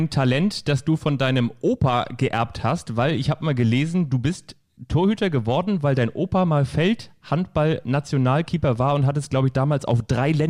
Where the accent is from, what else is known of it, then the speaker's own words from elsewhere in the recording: Kiel, Schleswig-Holstein, Germany; Also ich bin ja in Kiel aufgewachsen und in Kiel auch zur Schule gegangen.